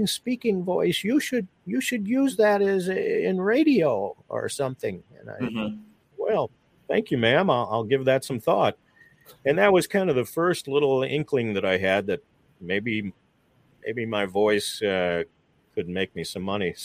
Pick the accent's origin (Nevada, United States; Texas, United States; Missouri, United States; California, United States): Missouri, United States; St. Louis; get a job right out of college at my hometown radio station, and stuck around working at various stations in St. Louis